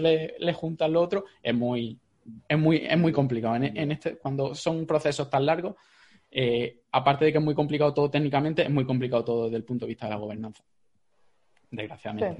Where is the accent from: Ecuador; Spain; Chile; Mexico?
Spain; Jaén, Andalusia; yo soy de Jaén